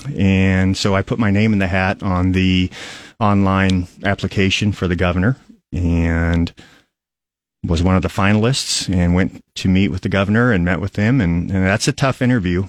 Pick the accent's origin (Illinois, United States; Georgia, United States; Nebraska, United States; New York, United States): Nebraska, United States; Aurora; also born or lived in Lincoln, Nebraska; I'm from Aurora, and I grew up in Aurora, went to Rub-, Aurora Public Schools